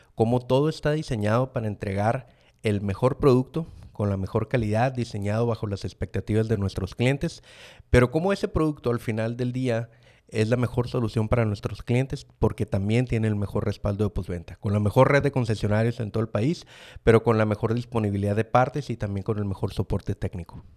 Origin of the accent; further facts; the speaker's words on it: Mexicali, Baja California, Mexico; orgullosamente cachanilla, soy de Mexicali, Baja California